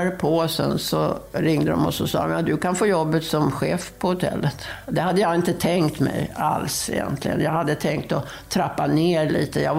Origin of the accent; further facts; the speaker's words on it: Värmdö, Stockholm County, Sweden; now in Visby, Sweden; Nej, jag är från Stockholm, eller närmare bestämt från Värmdö utanför Stockholm.